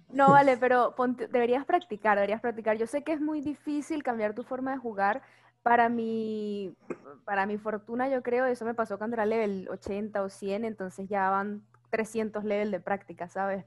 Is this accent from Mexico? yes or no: no; Caracas, Capital District, Venezuela; soy era de Caracas, soy de Caracas